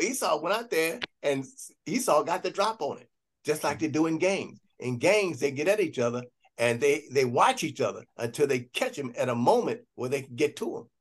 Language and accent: English; Gary, Indiana, United States; I grew up in Gary, Indiana